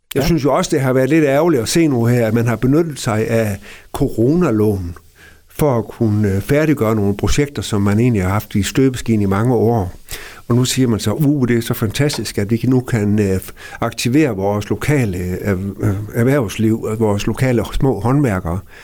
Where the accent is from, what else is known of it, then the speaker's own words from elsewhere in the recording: Gammel Aalbo, by the Little Belt, Southern Denmark, Denmark; den lille bondedreng ude fra Gamle Ålbo herude ved Lillebælt, øh, hvor jeg er opvokset i en børneflok på seks.